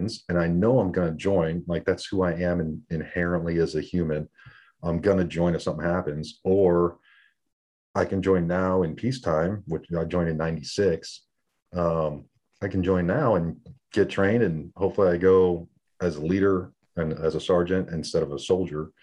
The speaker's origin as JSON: {"language": "English", "town": "San Diego", "region": "California", "country": "United States", "tie": "born or raised there", "also_born_or_lived": "El Paso, Texas", "moved": "as an adult", "said": "I grew up in San Diego, Navy, Marine town"}